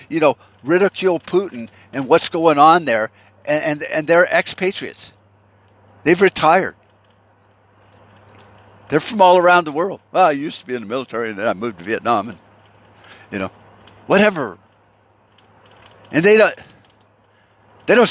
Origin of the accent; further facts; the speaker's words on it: United States; Are we that fucked up as a people? I'm talking American people